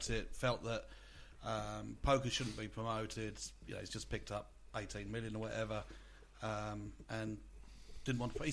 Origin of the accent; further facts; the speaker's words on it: Australia; as an Australian